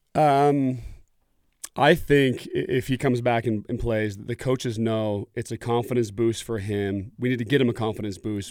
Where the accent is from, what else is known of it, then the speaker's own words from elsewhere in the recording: Oregon, United States; I grew up in Oregon